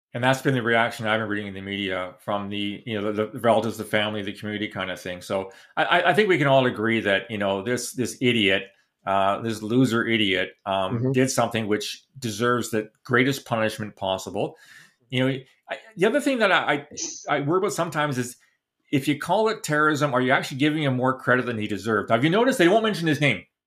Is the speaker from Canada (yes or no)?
yes; London, Ontario, Canada; London, Ontario, my hometown